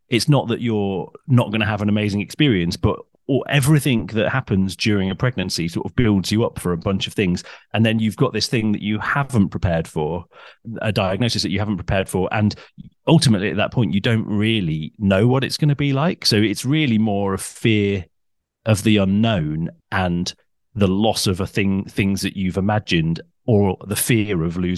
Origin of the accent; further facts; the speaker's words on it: North West England, United Kingdom; I grew up in Cheshire. So I'm sort of, I've lived a lot in the South, but I'm sort of from everywhere.